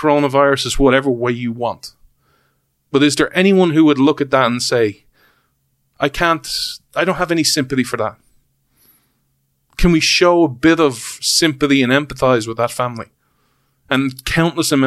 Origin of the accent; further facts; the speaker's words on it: Ireland; we're Irish